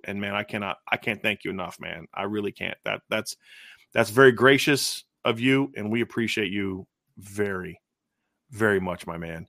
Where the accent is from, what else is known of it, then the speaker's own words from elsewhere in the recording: Lima, Ohio, United States; I grew up in Lima.